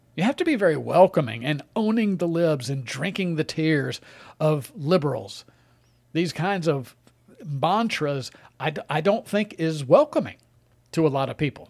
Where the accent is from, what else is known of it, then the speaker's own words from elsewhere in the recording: Mississippi, United States; moved away; my home state of Mississippi